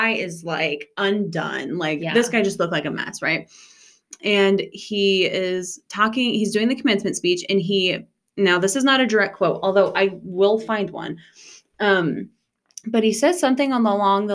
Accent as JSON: {"language": "English", "region": "rural Nebraska", "country": "United States", "said": "we're from Nebraska"}